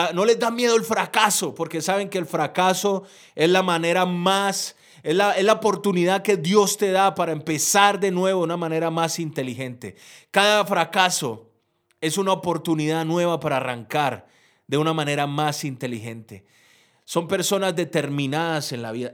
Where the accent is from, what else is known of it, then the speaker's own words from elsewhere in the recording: Colombia; soy un empresario de Colombia